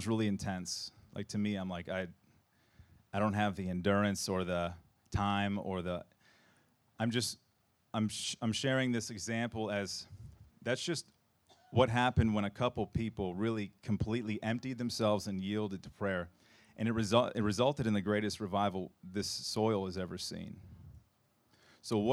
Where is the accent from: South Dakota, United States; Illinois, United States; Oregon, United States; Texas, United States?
Oregon, United States; Portland; moved away; I'm from Portland originally.